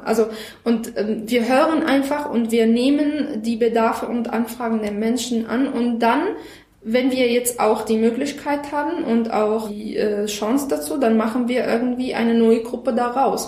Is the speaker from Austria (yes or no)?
no; Syria; German is a second language; moved away as an adult; now in Germany; ich komme aus Syrien. Ich lebe in Deutschland seit ungefähr sieben Jahren.